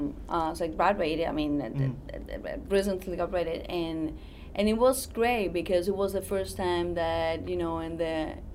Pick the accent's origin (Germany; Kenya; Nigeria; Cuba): Cuba; moved away as an adult; now in United States; I'm from Cuba. I came to the United States 3 years ago after graduating from journalism in Cuba.